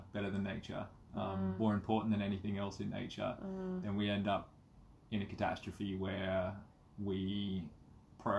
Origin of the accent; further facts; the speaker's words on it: Kakadu National Park, Northern Territory, Australia; moved away; I grew up in Kakadu National Park and we were outdoors